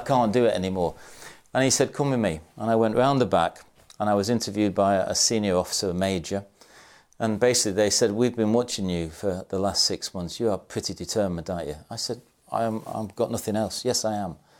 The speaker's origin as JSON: {"language": "English", "town": "Salford", "region": "North West England", "country": "United Kingdom", "tie": "born or raised there", "said": "I was born in Salford in Manchester."}